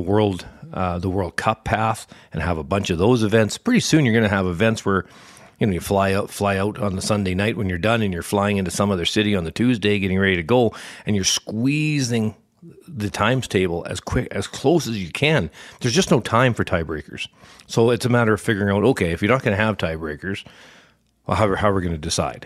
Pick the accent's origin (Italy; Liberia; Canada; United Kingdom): Canada; we're Canadian